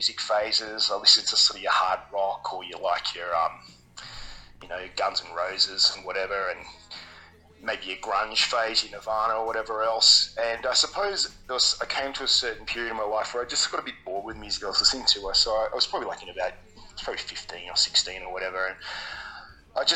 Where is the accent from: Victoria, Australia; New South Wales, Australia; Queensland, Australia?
New South Wales, Australia; Sydney; I'm from Sydney